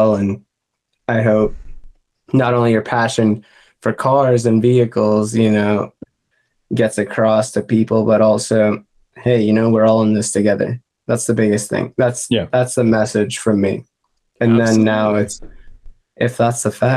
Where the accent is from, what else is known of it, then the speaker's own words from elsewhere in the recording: Boston, Massachusetts, United States; moved away; I'm from Boston originally.